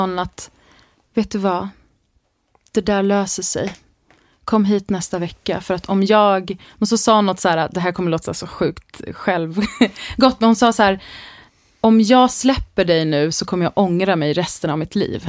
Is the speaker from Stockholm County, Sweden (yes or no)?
yes; Täby, Stockholm County, Sweden; jag är uppvuxen i Täby mm. norr om Stockholm